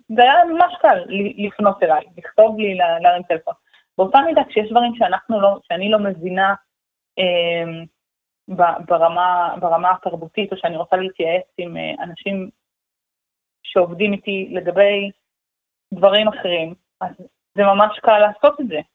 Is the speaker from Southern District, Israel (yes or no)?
yes; Omer, Southern District, Israel; אני גדלתי בעומר, אני מדברת עברית